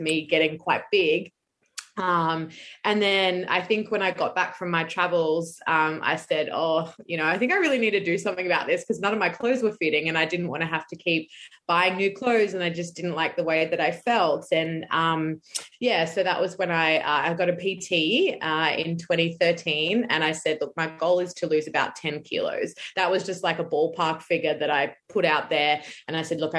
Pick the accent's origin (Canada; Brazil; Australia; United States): Australia; Brisbane, Queensland; I'm from Brisbane in Australia